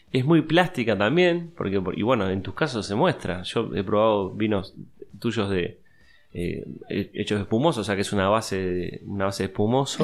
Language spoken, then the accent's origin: Spanish; Uruguay; como uruguayo